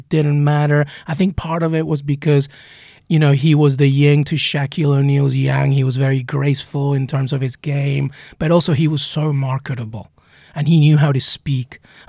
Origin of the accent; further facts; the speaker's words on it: England, United Kingdom; also born or lived in Peru; I mean, I remember just growing up in England after leaving Peru.